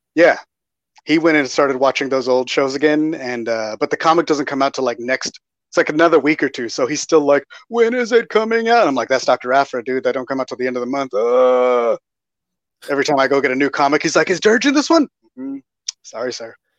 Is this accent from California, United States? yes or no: no; Texas, United States; I'm from Texas